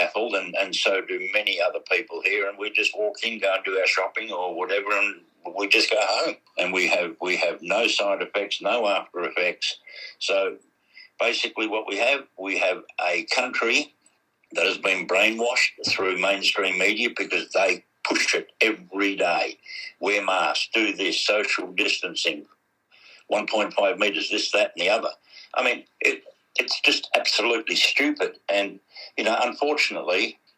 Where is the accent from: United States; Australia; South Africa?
Australia; we know as Australians